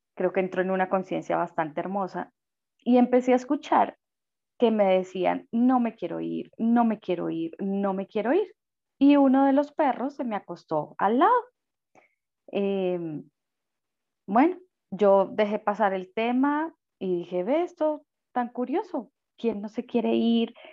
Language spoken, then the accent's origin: Spanish; Colombia